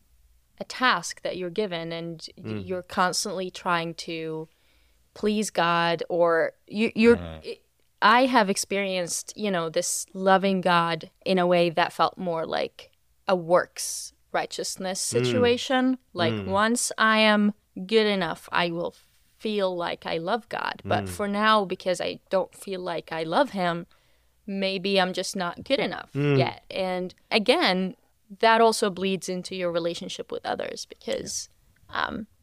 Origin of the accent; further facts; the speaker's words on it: West Bank, Palestine; moved away as an adult; So I'm from the West Bank, lived in the West Bank most of my life, first 22 years.